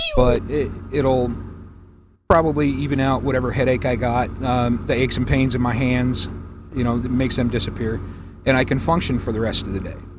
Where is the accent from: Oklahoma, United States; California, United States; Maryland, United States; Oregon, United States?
California, United States; Manteca; moved away; also born or lived in Beckley, West Virginia / San Diego, California / Colorado; I spent pretty much most of my life growing up in the San Joaquin Valley in Manteca, California